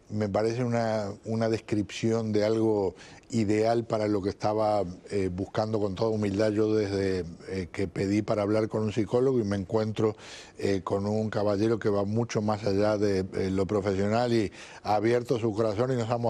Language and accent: Spanish; Uruguay; dice usted que es una expresión muy de nosotros, yo soy uruguayo, muy del Río de la Plata.